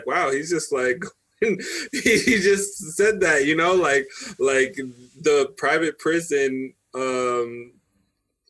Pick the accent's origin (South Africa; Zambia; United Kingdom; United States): United States; Colorado; I'm from Colorado